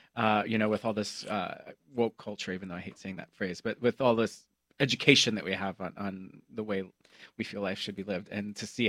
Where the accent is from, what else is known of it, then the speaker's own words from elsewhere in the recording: Mexico; now in United States; I was born in Mexico … as you say.